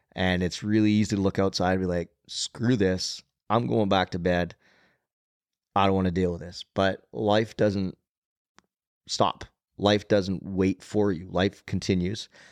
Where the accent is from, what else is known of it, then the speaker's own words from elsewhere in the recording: Nanton, Alberta, Canada; also born or lived in Calgary, Alberta; the community I grew up in in Nanton, southern Alberta